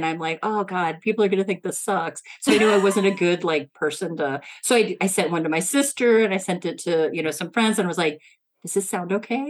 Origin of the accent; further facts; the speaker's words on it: Midwest, United States; I'm from the Midwest